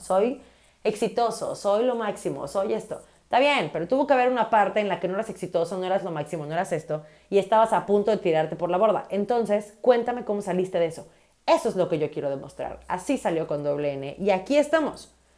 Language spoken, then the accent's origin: Spanish; Mérida, Yucatán, Mexico; soy de Mérida, Yucatán, soy de la Ciudad Blanca.